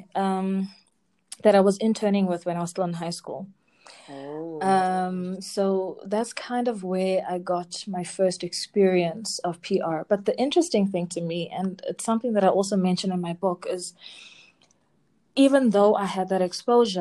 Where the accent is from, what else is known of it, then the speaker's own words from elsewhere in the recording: Durban, KwaZulu-Natal, South Africa; I was born and raised in Durban